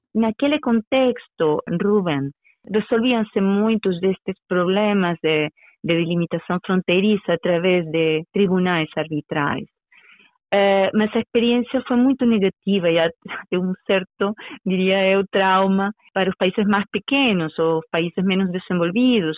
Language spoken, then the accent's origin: Portuguese; Venezuela; now in Portugal; eu vivi na Venezuela, eu nasci na Venezuela e até eh, vir a, um, a Portugal, um, portanto estou a falar-lhe dos anos 90